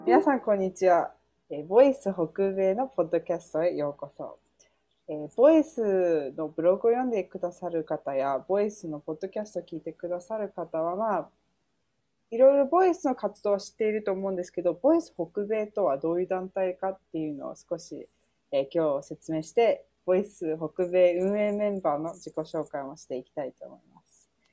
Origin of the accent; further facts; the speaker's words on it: United States; 出身はアメリカ生まれアメリカ育ちなんででも親が両方とも日本人